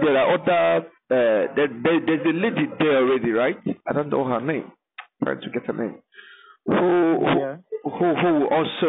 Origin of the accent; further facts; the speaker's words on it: Eluama, Nigeria; I am from Eluama